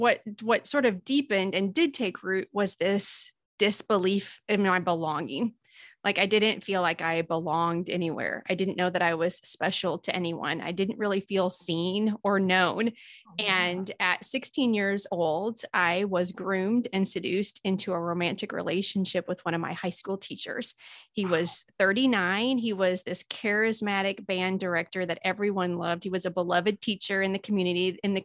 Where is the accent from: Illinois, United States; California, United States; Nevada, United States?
Illinois, United States; I'm from Southern Illinois. So most of my time was in Southern Illinois